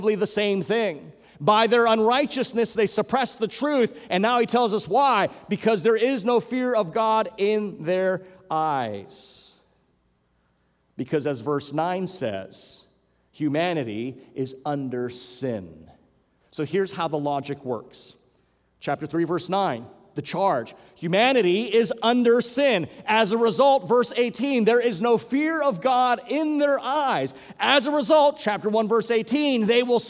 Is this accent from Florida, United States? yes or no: no; Hawaii, United States; growing up in Hawaii